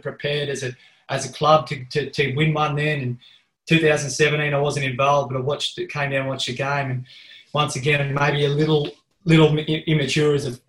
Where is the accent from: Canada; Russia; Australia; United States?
Australia; Gundy; also born or lived in Townsville; I grew up in Gundy